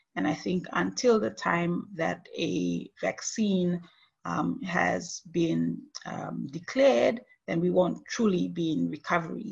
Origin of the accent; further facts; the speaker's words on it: Papua New Guinea; moved away as an adult; now in Nara, Japan; in my home country of Papua New Guinea